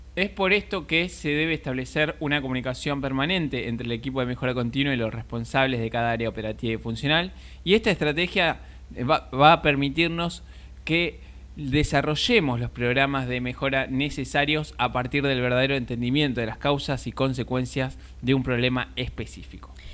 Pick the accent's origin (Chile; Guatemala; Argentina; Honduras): Argentina; somos acá de Argentina